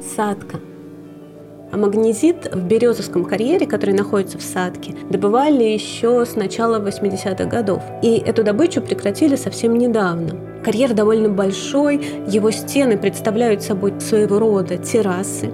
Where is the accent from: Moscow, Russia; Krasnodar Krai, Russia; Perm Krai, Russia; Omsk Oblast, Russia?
Moscow, Russia; also born or lived in Saint Petersburg; Я родилась в Ленинграде, выросла в самом центре Москвы